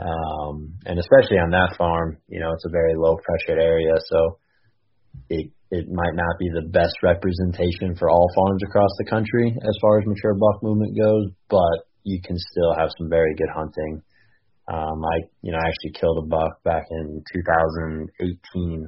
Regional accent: Iowa, United States; I grew up in Iowa

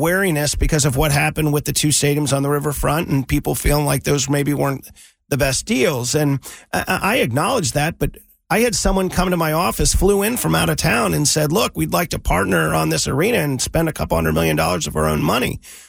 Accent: Cincinnati, Ohio, United States; Everyone knows I grew up in Cincinnati.

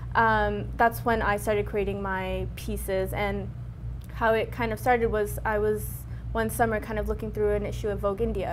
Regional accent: Brampton, Ontario, Canada; when I grew up in Brampton, I, I didn't grow up in like the brown part of Brampton

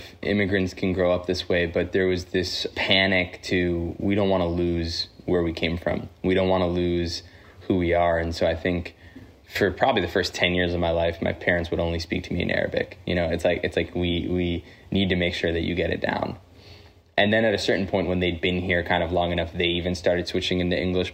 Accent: New Jersey, United States; also born or lived in Queens, New York; I grew up in New Jersey, but I was born in New York in Queens

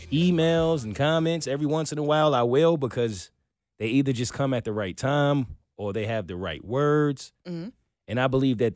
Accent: the South, United States; the white home I grew up here in the South.

